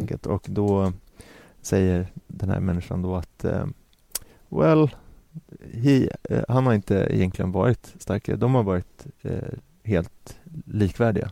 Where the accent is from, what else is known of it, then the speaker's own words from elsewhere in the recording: Sweden; som svensk